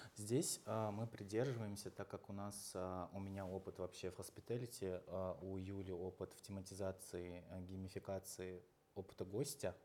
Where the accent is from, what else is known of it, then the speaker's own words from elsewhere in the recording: Uzbekistan; now in Russia; родился в Узбекистане, я сам, м, там вырос